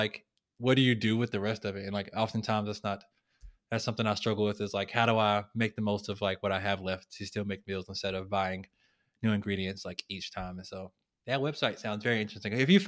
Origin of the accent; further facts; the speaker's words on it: the South, United States; So growing up in the South, we are used to our fried this, sodium filled that, high in fat this, right?